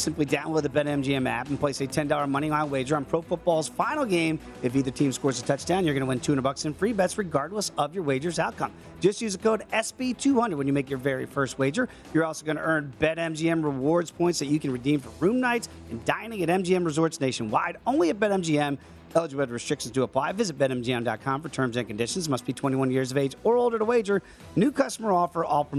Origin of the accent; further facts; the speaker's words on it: Virginia Beach, Virginia, United States; And look, I grew up in the Virginia Beach area.